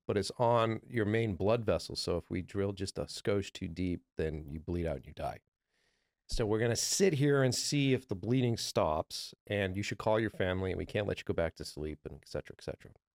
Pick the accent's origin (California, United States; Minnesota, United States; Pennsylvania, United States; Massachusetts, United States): Massachusetts, United States; Boston; I'm from Boston, from the East Coast